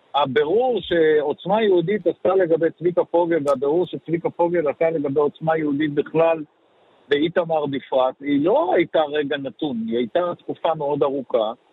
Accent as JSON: {"language": "Hebrew", "town": "Beersheba", "region": "Southern District", "country": "Israel", "tie": "born or raised there", "also_born_or_lived": "Meitar", "moved": "yes", "lives_now": "northern Israel", "said": "אני איש הנגב לשעבר, גרתי וגדלתי בבאר שבע ובמיתר. היום אני גר בצפון"}